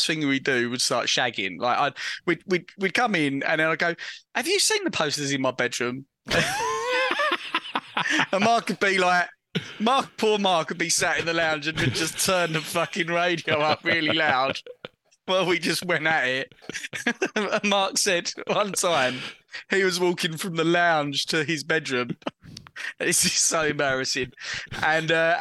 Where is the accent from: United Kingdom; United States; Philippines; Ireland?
United Kingdom; Basildon, East of England; also born or lived in Birmingham; I'm from Basildon